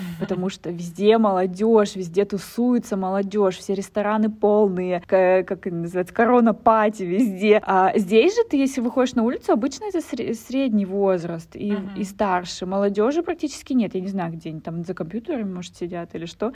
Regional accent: Russian Far East, Russia; moved away; мы с Дальнего Востока

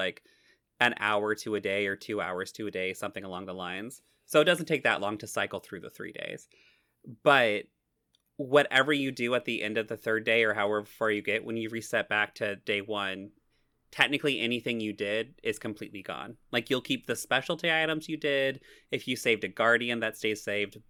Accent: Missouri, United States; I am so strongly from Missouri that it's Missouri

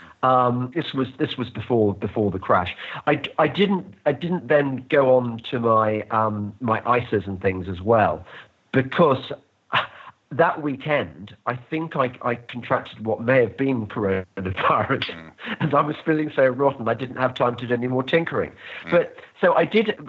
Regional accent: United Kingdom; When I won the lottery in life of being born British

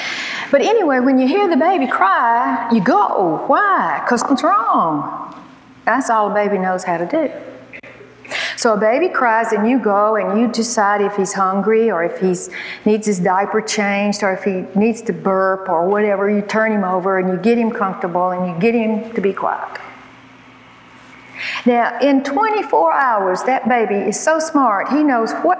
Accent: Alabama, United States; I was born and raised in Alabama

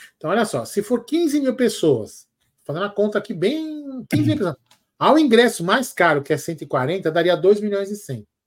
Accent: São Paulo, Brazil; a gente é daqui de São Paulo

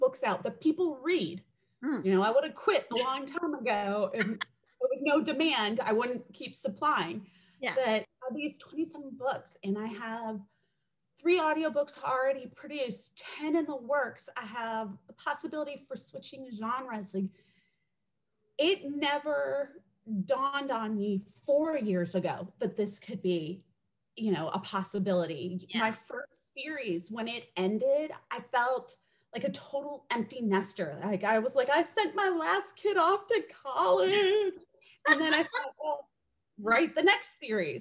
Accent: United States; We arrived when I was a baby in the US

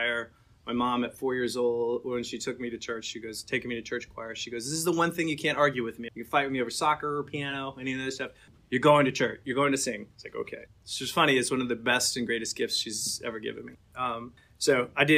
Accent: Atlanta, Georgia, United States; I grew up mostly in Atlanta.

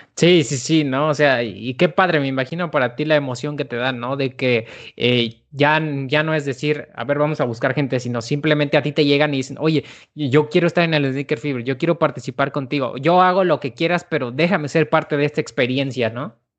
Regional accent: Celaya, Guanajuato, Mexico; yo no soy de la Ciudad de México, yo soy de, de Celaya, de Celaya, Guanajuato

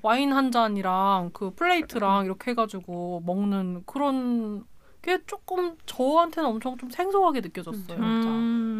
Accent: Chungcheong, South Korea; 저는 충청도인데

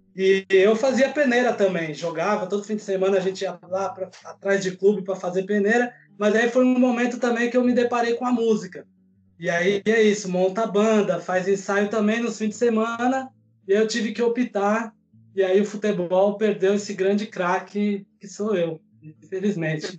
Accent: São Paulo, Brazil; sou daqui de São Paulo também

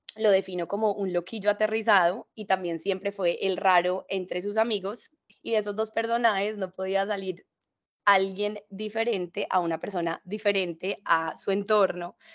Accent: Cali, Valle del Cauca, Colombia; accent: caleño mixed with paisa; moved away; also born or lived in Bali; es una mujer que nace eh, en Cali, yo soy caleña

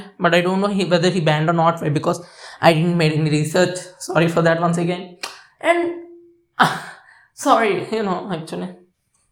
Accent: India; I'm Indian

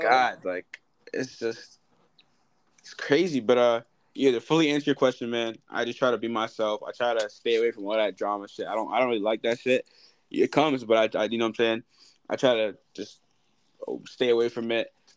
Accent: New York City, New York, United States

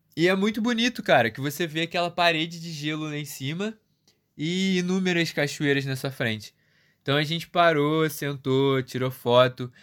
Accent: Rio de Janeiro, Brazil; eu sou do Rio

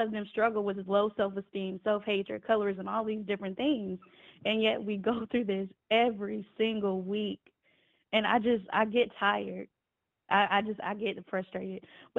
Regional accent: United States; the U.S. I'll just say the U.S.

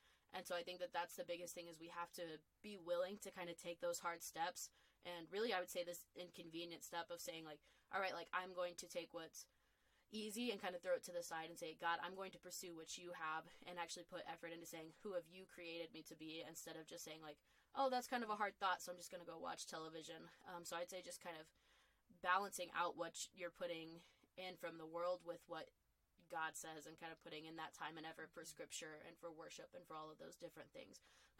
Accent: the South, United States; and kind of growing up in the Bible Belt and everything like

